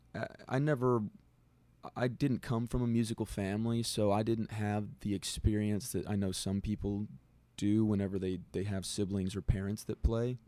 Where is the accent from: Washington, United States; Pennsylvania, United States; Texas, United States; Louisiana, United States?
Texas, United States; Del Rio; I'm from Del Rio, Texas